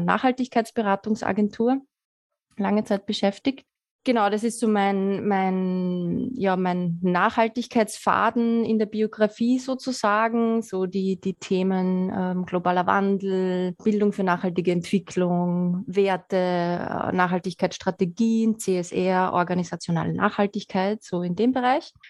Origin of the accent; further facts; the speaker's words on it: Lower Austria, Austria; gebürtige Niederösterreicherin